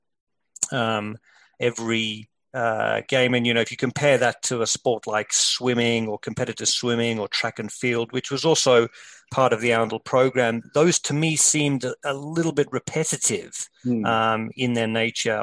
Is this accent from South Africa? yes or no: yes; South Africa; moved away; growing up in South Africa